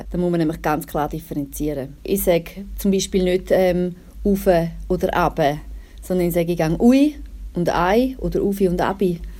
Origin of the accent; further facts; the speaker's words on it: Thurgau, Switzerland; wie Sie auch hören, komme ich aus dem Thurgau. Äh, ich werde aber ab jetzt Hochdeutsch sprechen.